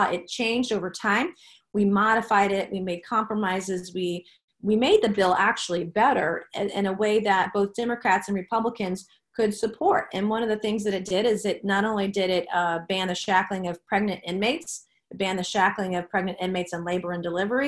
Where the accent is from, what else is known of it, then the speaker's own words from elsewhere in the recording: the Lowcountry, South Carolina, United States; I grew up in the Lowcountry